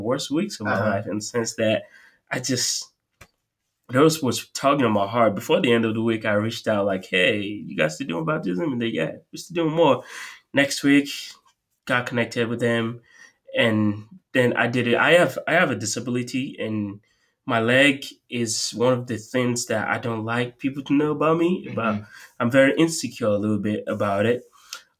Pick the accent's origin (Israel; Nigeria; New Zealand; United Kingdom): Nigeria; now in Tampa, United States; I'm from Nigeria